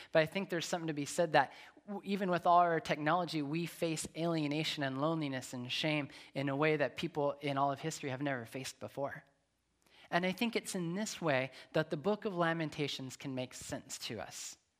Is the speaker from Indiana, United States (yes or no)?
no; Nevada, United States; moved away; also born or lived in Long Beach / Atlanta; I'm from Nevada. There's no water in Nevada.